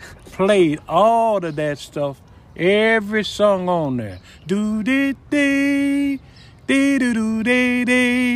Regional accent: Memphis, Tennessee, United States; Well, Memphis is a place where music is fluent. Music is plentiful. You have to make your own type of music that you would like to be. Mostly music around here is soul music

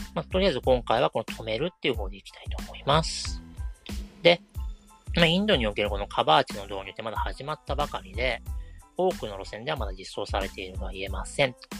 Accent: Kanagawa, Japan; 私は神奈川県の湘南の出身

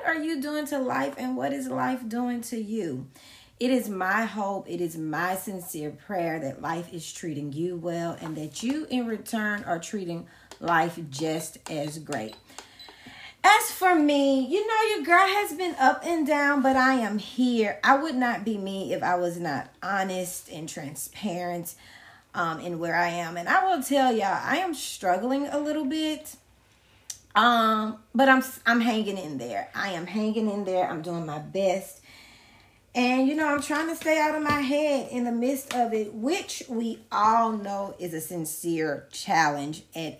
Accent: Louisiana, United States; also born or lived in Baton Rouge, Louisiana / Lafayette, Louisiana; I'm from Louisiana

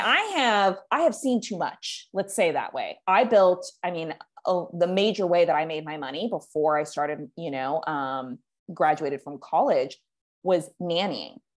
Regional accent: California, United States; moved away as an adult; now in Puerto Vallarta, Mexico; I live in Puerto Vallarta, Mexico. I used I grew up in California. I have spent the last three years in Mexico

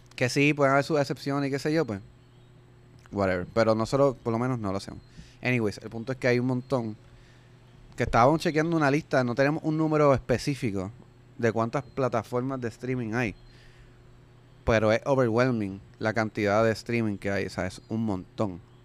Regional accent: Puerto Rico; aquí en Puerto Rico, pues, y como somos pues territorio americano

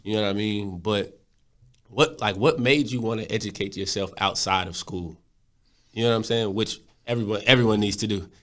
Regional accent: Texas, United States; I'm from Texas

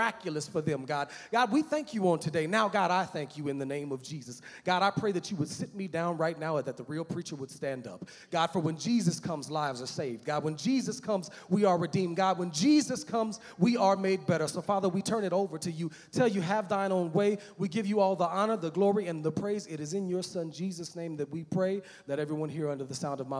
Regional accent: United States; When I was growing up as a little boy, amen, I grew up in Park Hill

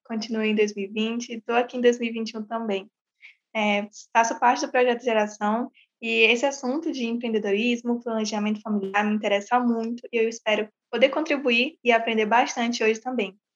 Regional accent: São Luís, Maranhão, Brazil; tenho 18 anos, sou de São Luís

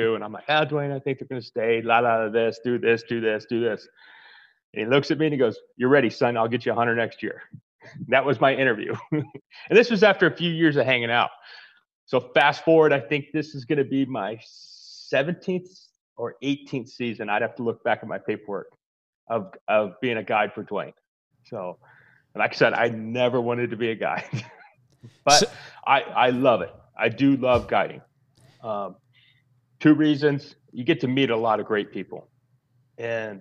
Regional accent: Arizona, United States; Born and raised in Arizona. I'm actually a third generation Arizona

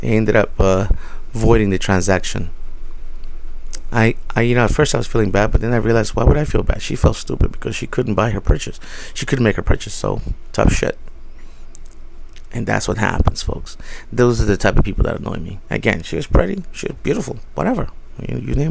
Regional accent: New York City, New York, United States; I was raised in New York. I grew up in the Bronx

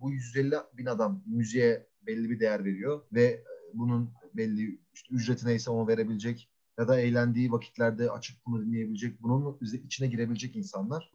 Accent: Ankara, Turkey; Çünkü Ankara'da büyüyoruz. Ankara'da büyüdük.

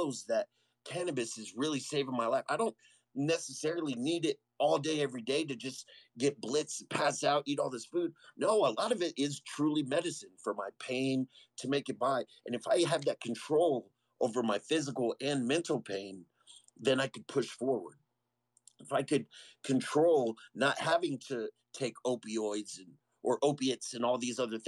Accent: San Antonio, Texas, United States; moved away as an adult; now in Colorado Springs, United States; being born and raised in San Antonio

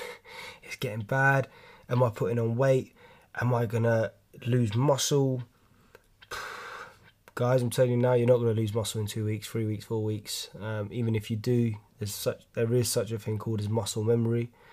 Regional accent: London, United Kingdom; I'm from London, as you can tell from my accent

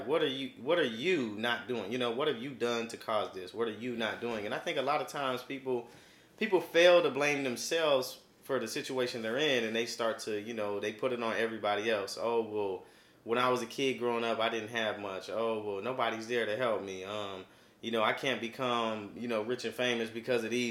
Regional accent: Kansas, United States; now in Missouri, United States; I'm from Kansas

